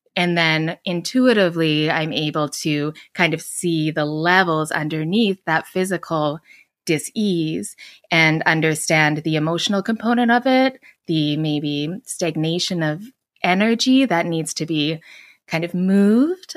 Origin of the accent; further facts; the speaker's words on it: Edmonton, Alberta, Canada; moved away as an adult; now in Vancouver, Canada; I grew up in Edmonton, Alberta, which is kind of like the Midwest of Canada.